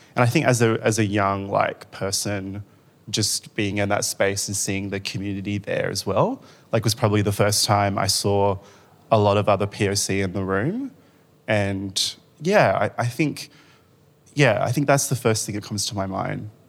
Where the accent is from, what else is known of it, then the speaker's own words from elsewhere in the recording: Rockingham, Western Australia, Australia; now in Melbourne, Australia; I grew up in Rockingham in Western Australia, which is a really small beach town.